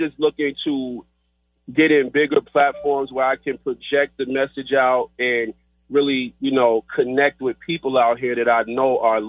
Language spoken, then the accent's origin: English; Riverdale, Georgia, United States; I was raised in Riverdale, Georgia